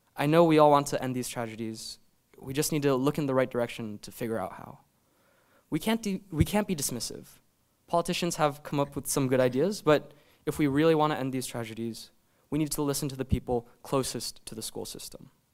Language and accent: English; Maryland, United States; my home state of Maryland